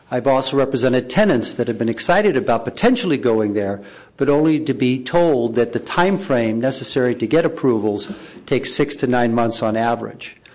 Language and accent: English; San Francisco, California, United States; I'm also a local San Franciscan born and raised in the Sunset District, and I'm now old enough to remember when there was five grocery stores within three blocks between 32nd and 28th Avenue.